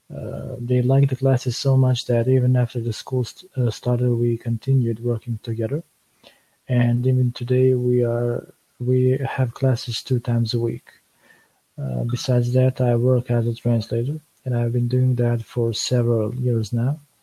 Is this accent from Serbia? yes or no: yes; Serbia; English is a second language; I'm from Serbia.